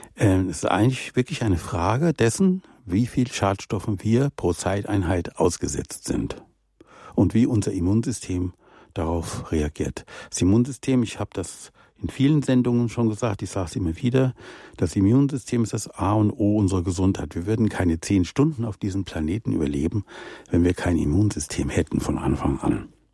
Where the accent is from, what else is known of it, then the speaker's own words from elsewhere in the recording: Rhineland, Germany; moved away; meine Jugend im Rheinland